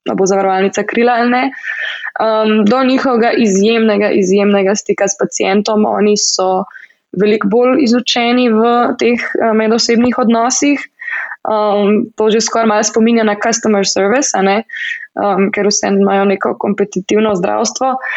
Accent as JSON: {"language": "Slovenian", "country": "Slovenia", "moved": "as an adult", "lives_now": "United States"}